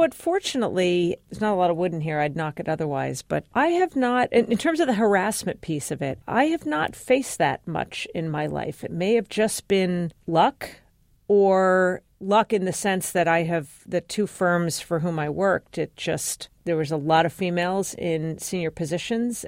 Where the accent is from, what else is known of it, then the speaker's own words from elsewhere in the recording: New York City, New York, United States; I was born in Brooklyn. My parents were born and raised in Brooklyn